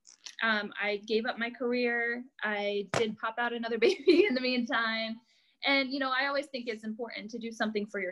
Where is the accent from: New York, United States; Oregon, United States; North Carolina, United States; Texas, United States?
New York, United States; upstate; moved away as an adult; also born or lived in Kansas; I'm from New York. Like, I just moved here from New York